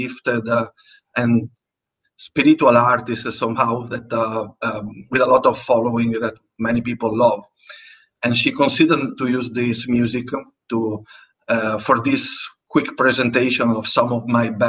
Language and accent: English; Italy; first language Italian; English is a second language; Italian is my first language